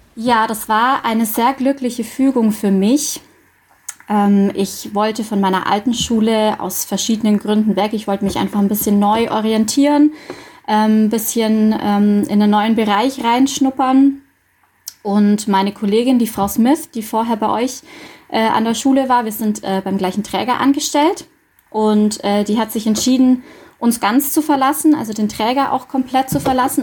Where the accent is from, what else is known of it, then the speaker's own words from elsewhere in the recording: Dillingen district, Bavaria, Germany; moved away as an adult; also born or lived in Munich, Germany; now in Augsburg, Germany; Ich komme ursprünglich aus dem Landkreis Dillingen